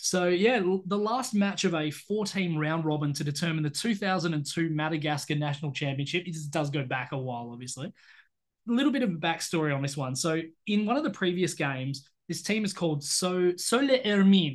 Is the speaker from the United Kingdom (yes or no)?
no; Australia